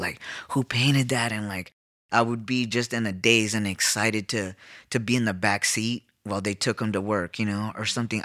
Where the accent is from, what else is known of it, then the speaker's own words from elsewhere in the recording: Los Angeles, California, United States; now in South Tucson, United States; I'm from East L A.